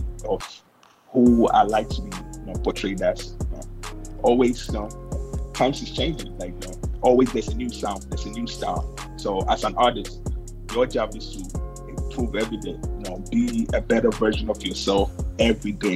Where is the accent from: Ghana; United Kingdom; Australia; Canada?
Ghana; moved away; also born or lived in United States; I was born in the United States. Both parents are Ghanaian. So I was raised in Ghana.